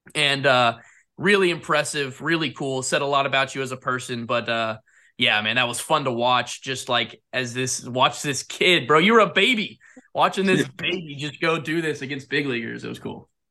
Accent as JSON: {"language": "English", "town": "Jupiter", "region": "Florida", "country": "United States", "tie": "born or raised there", "said": "I grew up in Jupiter"}